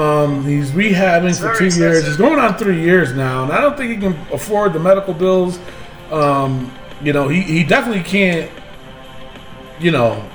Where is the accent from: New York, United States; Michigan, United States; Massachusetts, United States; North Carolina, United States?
New York, United States; Albany; This Raw was in my hometown of Albany, New York.